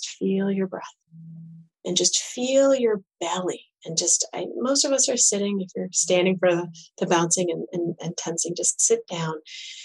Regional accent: Michigan, United States; we're from Michigan

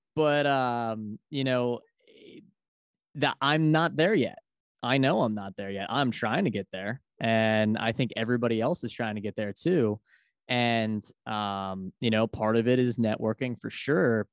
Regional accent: Philadelphia, Pennsylvania, United States; I'm from Philadelphia, Pennsylvania.

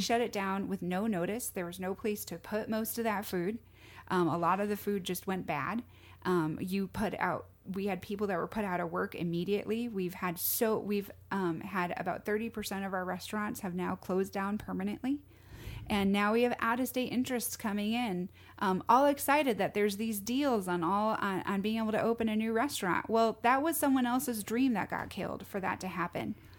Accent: Bristol, Connecticut, United States; moved away as an adult; also born or lived in Staten Island, New York; now in Phoenix, United States; I grew up in Bristol, Connecticut

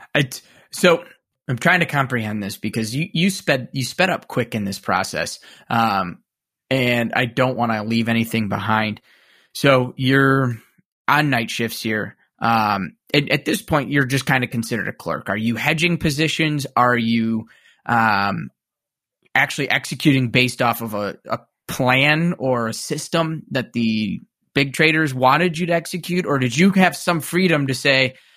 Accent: suburbs of Chicago, Illinois, United States; similar to me background wise, uh, suburbs of Chicago

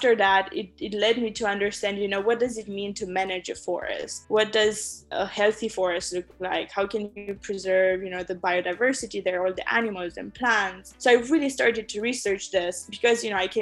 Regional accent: Romania; now in San Francisco, United States; I was born in Romania.

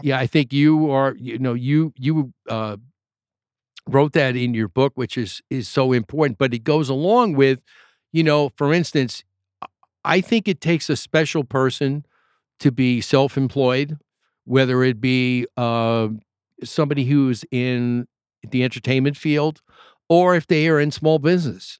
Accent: New York, United States; I'm from New York

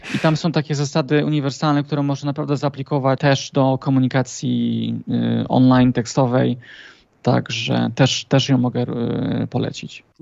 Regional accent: Trzebinia, Lesser Poland, Poland; pochodzę z y, niewielkiej miejscowości w południowej Polsce, tak godzinę od, od Krakowa, mhm. z e, Trzebieni

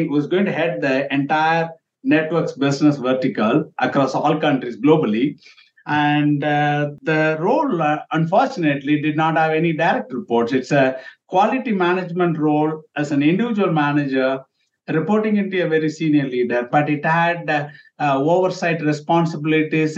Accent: India; moved away as an adult; now in United States; I'm from India. When I grew up in India, you write the name with the initial.

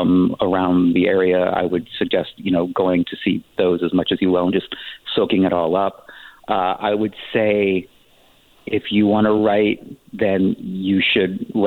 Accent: West Virginia, United States; born there; also born or lived in San Diego / Joplin, Missouri; now in Palm Springs, United States; I moved around a lot. I was born in West Virginia. I spent significant time, like one of the characters actually, in San Diego before moving to Joplin, Missouri

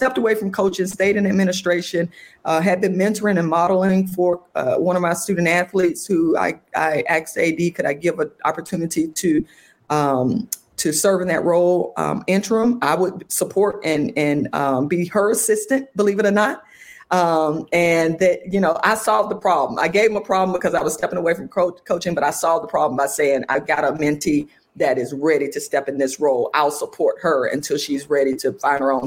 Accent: Atlanta, Georgia, United States; my hometown, Atlanta

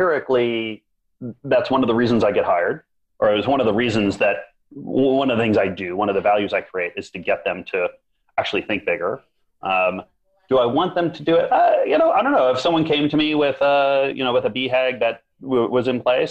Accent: Minnesota, United States; I grew up in Minnesota

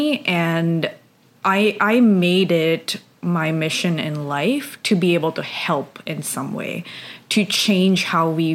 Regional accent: India; moved away; I grew up in India

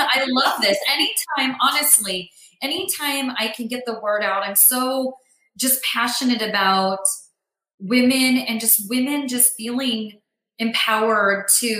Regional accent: Greece; …, …, Greek, like I'm from Greece, Greek.com.

